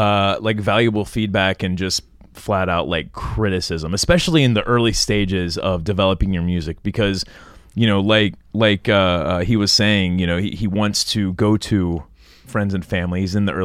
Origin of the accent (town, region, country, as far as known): Lebanon, Ohio, United States; born or raised there